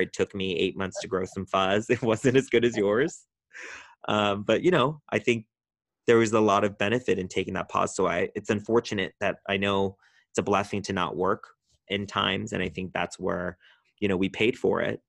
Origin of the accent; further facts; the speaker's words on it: Orange County, California, United States; moved away as an adult; now in West Hollywood, United States; I'm from Orange County, California, and moved up to West Hollywood about twelve years ago